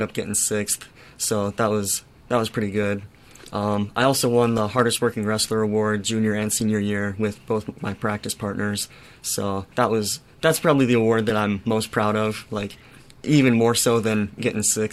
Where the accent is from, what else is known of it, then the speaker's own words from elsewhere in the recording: Huron, South Dakota, United States; moved away as an adult; Huron, South Dakota, it's smack dab in the middle of the eastern half of South Dakota. It's a relatively small town, about 13,000 people, and it's the only hometown I ever known. Like, that's where I grew up